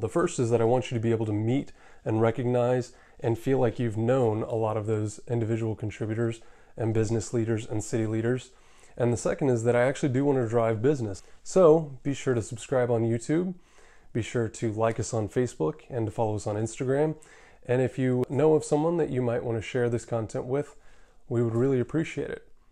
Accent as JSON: {"language": "English", "town": "Atlanta", "region": "Georgia", "country": "United States", "tie": "born or raised there", "also_born_or_lived": "Sandy Springs, Georgia", "said": "I was born and raised here in Atlanta."}